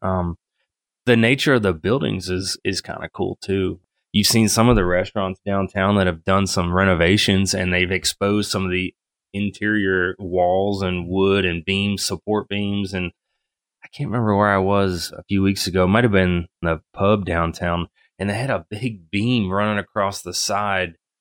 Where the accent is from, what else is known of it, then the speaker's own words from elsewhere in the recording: Apex, North Carolina, United States; I grew up in Apex. I moved to Apex in nineteen ninety-four